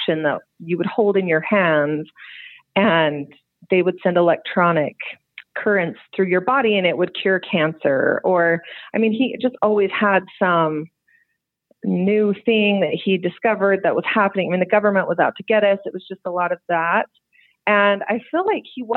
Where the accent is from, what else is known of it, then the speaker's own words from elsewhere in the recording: West Jordan, Utah, United States; I grew up in West Jordan my whole life.